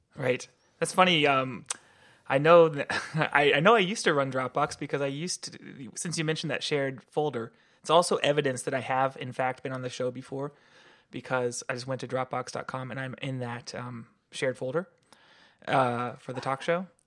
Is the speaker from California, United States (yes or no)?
yes; Santa Cruz, California, United States; moved away as an adult; I grew up in Santa Cruz, California